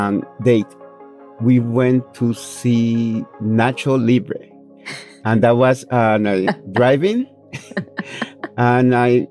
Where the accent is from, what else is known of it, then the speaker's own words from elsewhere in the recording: Dominican Republic; now in Monticello, United States; I was born in Dominican Republic, and now I live in beautiful Monticello, New York.